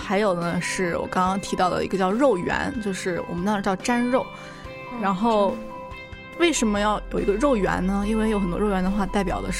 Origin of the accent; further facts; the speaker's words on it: Zhenjiang, Jiangsu, China; now in Seattle, United States; 因为我的家乡在江苏镇江嘛。